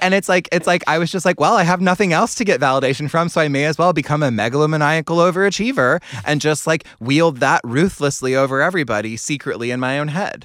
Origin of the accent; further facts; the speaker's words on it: Cary, North Carolina, United States; I grew up in Cary, North Carolina